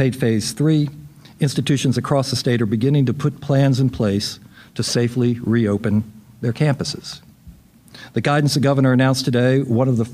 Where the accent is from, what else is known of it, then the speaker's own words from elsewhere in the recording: Richmond, Virginia, United States; Richmond, my hometown